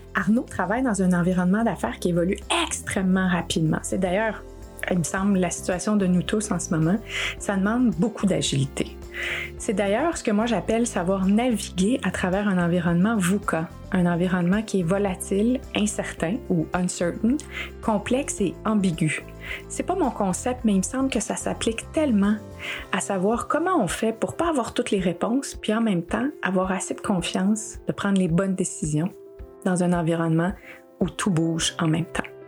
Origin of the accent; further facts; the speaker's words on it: Quebec, Canada; je suis née au Québec d'une mère québécoise